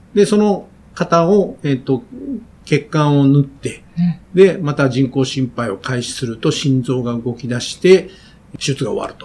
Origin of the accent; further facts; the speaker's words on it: Chikugo, Fukuoka, Japan; moved away; 福岡の筑後市というところで